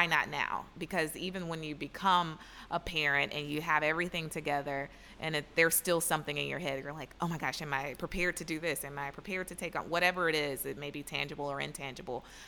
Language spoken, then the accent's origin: English; Atlanta, Georgia, United States; moved away; We come from Atlanta, and of course, being in the South, everyone has children or has the pressure of having children early.